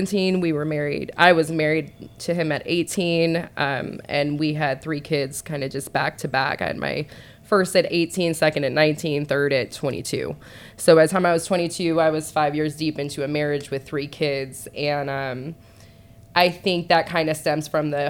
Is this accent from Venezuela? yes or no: no; Boulder City, Nevada, United States; moved away as an adult; also born or lived in Henderson, Nevada / Las Vegas, Nevada; now in Atlanta, United States; I actually grew up in a small city for the first like 10, 11 years of my life called Boulder City